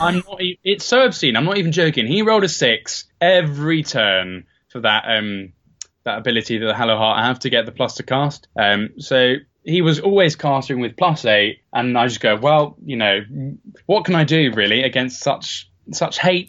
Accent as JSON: {"language": "English", "town": "Bedford", "region": "East of England", "country": "United Kingdom", "moved": "yes", "said": "I'm from Bedford originally"}